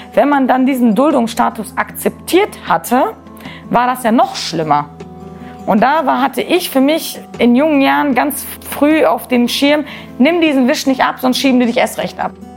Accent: Germany; das ist meine Heimat

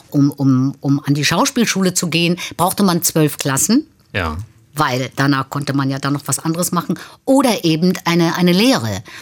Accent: North Germany, Germany; Ich komme aus dem Norden, gehe rein und sage, ich möchte ein Schwarzbrot.

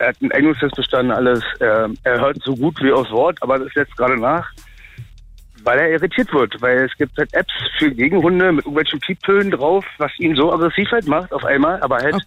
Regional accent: Berlin, Germany; Ich bin Berliner durch und durch

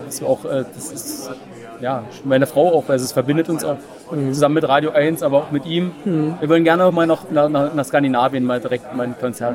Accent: Lusatia, Germany; ich bin eigentlich aus der Lausitz

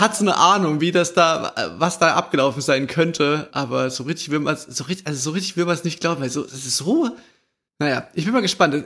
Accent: East Germany, Germany; wir sind ja auch im Osten aufgewachsen

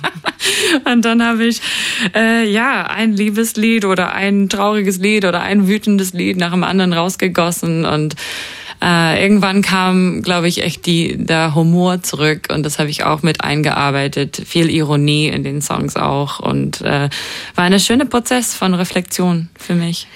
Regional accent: New Zealand; moved away; Ich konnte nicht äh, in meine Heimat fahren wie normal

